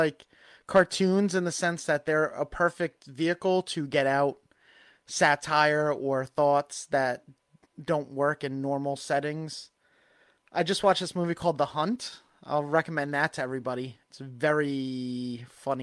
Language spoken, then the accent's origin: English; Long Island, New York, United States; accent: Long Island; my Long Island accent